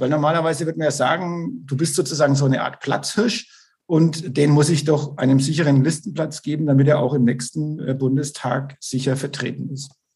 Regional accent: Bavaria, Germany; ich komme auch aus dem Landkreis Neustadt-Altstadt-Winsheim

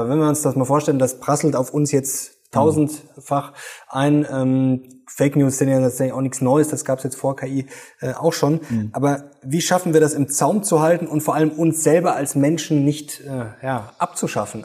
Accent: Germany; bei uns in Deutschland

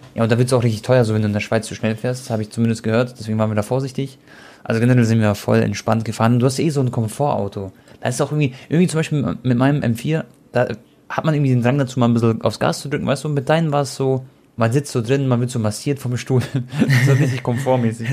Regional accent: Munich, Bavaria, Germany; für mich als Münchner

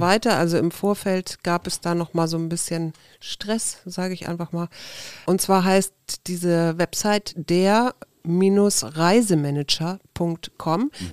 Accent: Hamburg, Germany; ich bin ja in Hamburg groß geworden

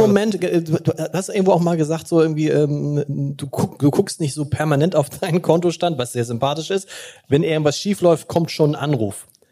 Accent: Hamburg, Germany; ich bin gebürtiger Hamburger

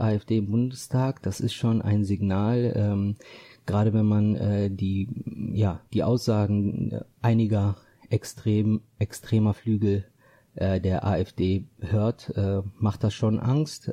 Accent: Düsseldorf, North Rhine-Westphalia, Germany; für mich ist meine Heimat äh, Düsseldorf und äh, ganz speziell äh, Düsseldorf-Benrath

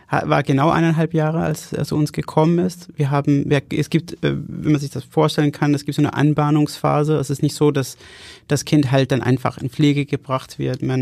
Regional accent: Denmark; German is a second language; Ich komme aus, aus Dänemark.

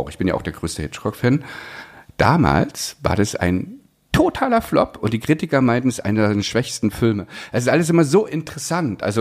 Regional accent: East Germany, Germany; ich komme aus dem Osten, ich kann so reden.

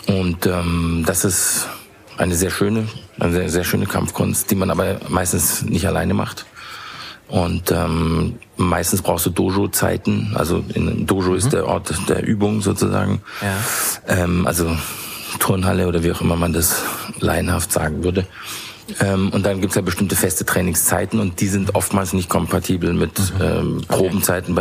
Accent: Bavaria, Germany; also born or lived in England; als Bayer

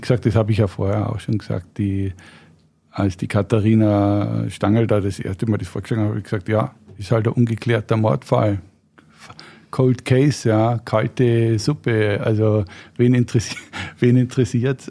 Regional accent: Regensburg, Bavaria, Germany; Ich bin Regensburger, bin da aufgewachsen, habe auch die meiste Zeit meines Lebens da gewohnt

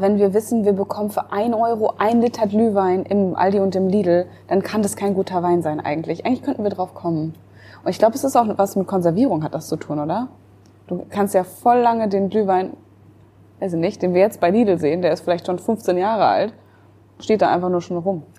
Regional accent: Münster, North Rhine-Westphalia, Germany; moved away; in Münster, äh, in meiner Heimatstadt

